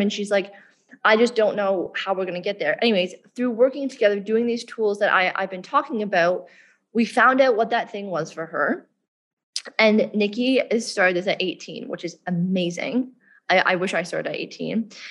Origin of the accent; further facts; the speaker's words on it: Canada; moved away as an adult; now in Bali, Indonesia; I grew up in Canada